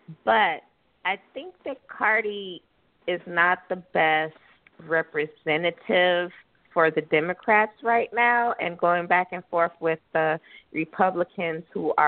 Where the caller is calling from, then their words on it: Southwest Florida, United States; I'm calling from Florida, Southwest Florida.